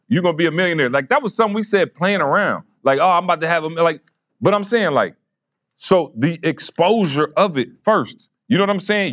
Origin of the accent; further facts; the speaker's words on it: Lansing, Michigan, United States; I'm from Lansing